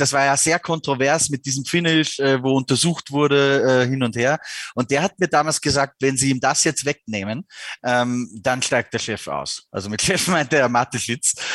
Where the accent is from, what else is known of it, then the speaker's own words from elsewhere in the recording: Austria; ich bin ja Österreicher